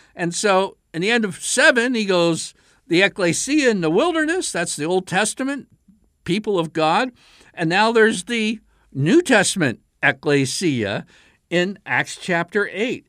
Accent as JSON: {"language": "English", "region": "Pennsylvania", "country": "United States", "tie": "born or raised there", "also_born_or_lived": "south of the Mason-Dixon line", "moved": "yes", "said": "I grew up in Pennsylvania"}